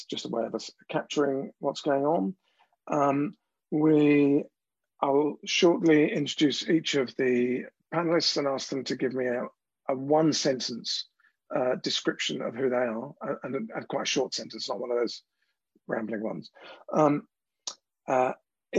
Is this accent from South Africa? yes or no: no; London, United Kingdom; I'm from South East London